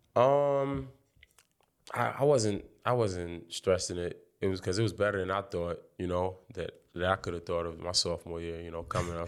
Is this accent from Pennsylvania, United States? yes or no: no; New York City, New York, United States; Brownsville, I'm from Brownsville.